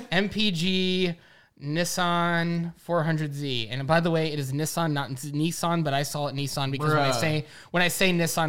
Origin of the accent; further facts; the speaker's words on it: United States; I'm an American